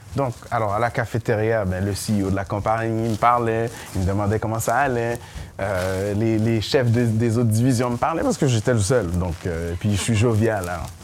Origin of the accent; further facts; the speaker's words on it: Montreal, Quebec, Canada; also born or lived in Saint-Michel, Montreal; je viens de Montréal-Nord